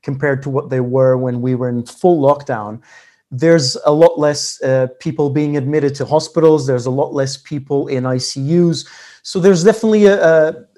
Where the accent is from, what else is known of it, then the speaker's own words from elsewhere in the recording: Lisbon, Portugal; now in London, United Kingdom; having been born and raised in Lisbon.